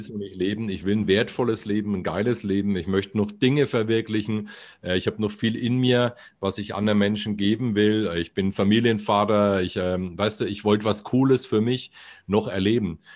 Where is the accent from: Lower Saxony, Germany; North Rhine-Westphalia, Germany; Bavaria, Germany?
Bavaria, Germany; Bamberg; accent: Franconian R; now in Bayreuth, Germany; weil das meine Heimatstadt